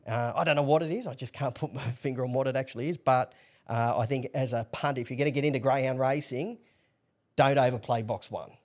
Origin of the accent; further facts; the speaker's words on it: Newcastle, New South Wales, Australia; born and bred in Newcastle